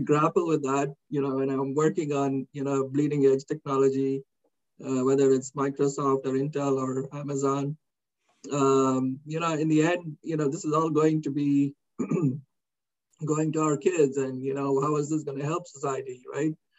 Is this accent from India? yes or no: yes; India; moved away as an adult; now in United States; growing up in India in the 60s